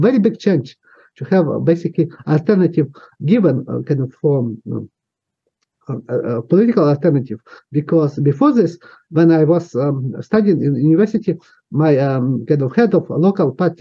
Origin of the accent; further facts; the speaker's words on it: Western Ukraine, Ukraine; first language Ukrainian; English is a second language; moved away as an adult; now in Ottawa, Canada; I grew up in Western Ukraine, which is my native region of Ukraine.